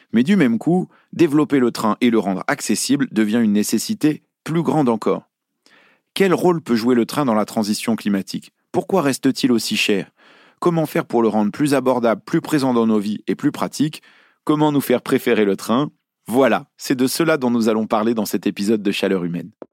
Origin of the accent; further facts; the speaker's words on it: Lyon, Auvergne-Rhône-Alpes, France; je suis lyonnais